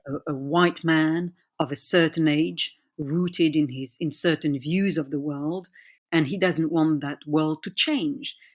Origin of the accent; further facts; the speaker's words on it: France; who were born and raised in France and, and are fully-fledged French